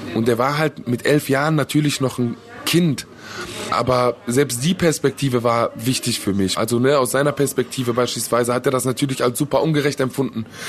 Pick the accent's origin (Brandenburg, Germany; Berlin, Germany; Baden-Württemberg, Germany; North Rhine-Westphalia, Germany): North Rhine-Westphalia, Germany; Duisburg; Ich komme aus Duisburg, bin 31 Jahre alt, bin hier aufgewachsen und lebe immer noch hier.